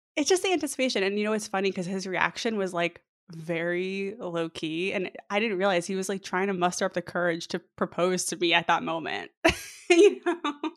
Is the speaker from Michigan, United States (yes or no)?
no; New York, United States; moved away as an adult; now in Mountain View, United States; I'm from New York